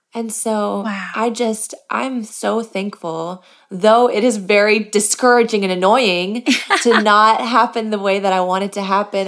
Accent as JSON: {"language": "English", "region": "Michigan", "country": "United States", "tie": "born or raised there", "said": "I grew up in Michigan"}